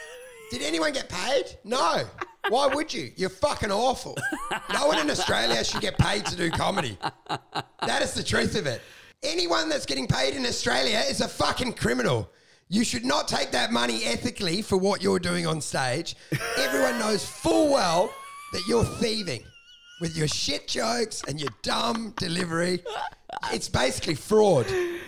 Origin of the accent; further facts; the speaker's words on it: Midwest, United States; look, I was raised in the Midwest.